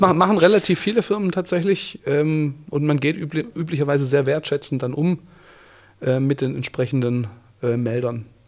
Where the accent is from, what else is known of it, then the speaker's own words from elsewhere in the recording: Swabian Jura, Baden-Württemberg, Germany; now in Bavaria, Germany; ich bin ja auf der Schwäbischen Alb aufgewachsen, auf einem kleinen Dorf